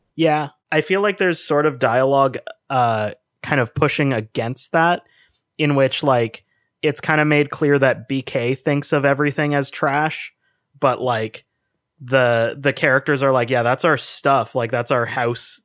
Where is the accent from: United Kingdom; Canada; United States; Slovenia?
Canada; we're from Canada